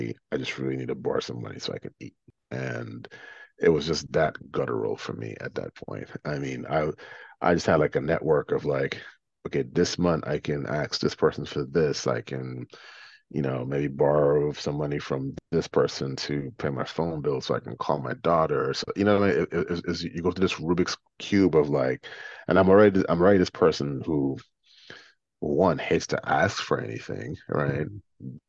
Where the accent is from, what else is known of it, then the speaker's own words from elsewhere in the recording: New York City, New York, United States; I'm from New York City. Fuck this. Like, this place can't break me.